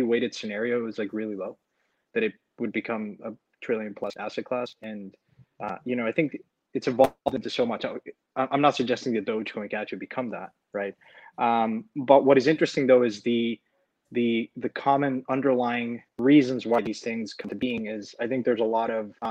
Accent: Mexico; moved away; I'm originally from Mexico, so I came down here to spend a little bit of time with friends and family

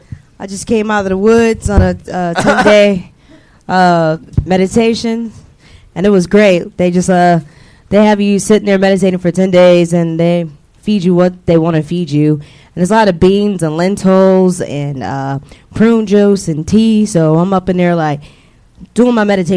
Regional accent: Detroit, Michigan, United States; I'm from Michigan, Detroit.

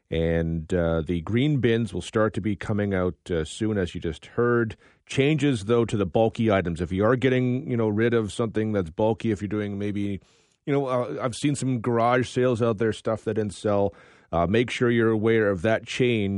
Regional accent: Toronto, Ontario, Canada; now in London, Canada; I'm from Toronto originally

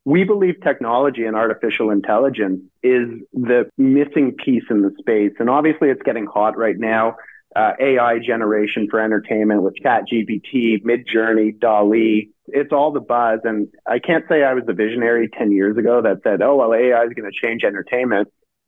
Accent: Canada; Yeah, well, being Canadian

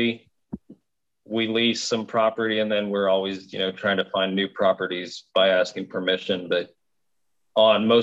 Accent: Kansas, United States; we're from Kansas

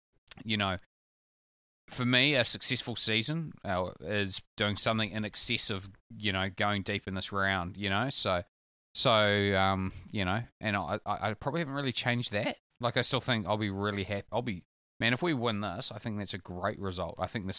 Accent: New Plymouth, Taranaki, New Zealand; born there; It's no secret that I was born in New Plymouth.

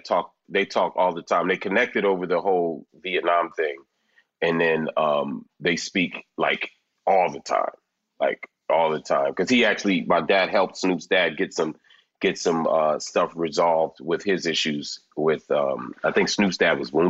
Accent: Philadelphia, Pennsylvania, United States; And then I was born back home in Philly. And then they live with my grandmother in West Philly till they got a house

